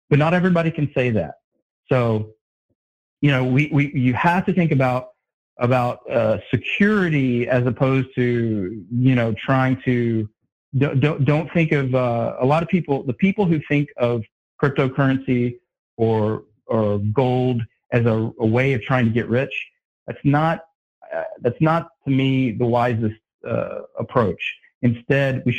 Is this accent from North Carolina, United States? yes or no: yes; North Carolina, United States; now in Texas, United States; I'm originally from North Carolina, but I live in Texas